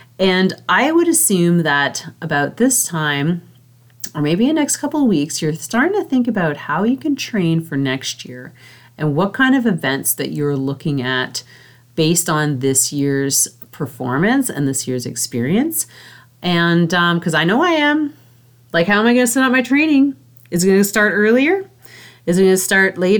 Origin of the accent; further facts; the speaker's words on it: Canada; I'm Canadian